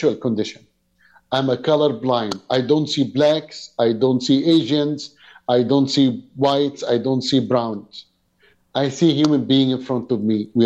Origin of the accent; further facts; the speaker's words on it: Egypt; now in Canada; I came from Egypt background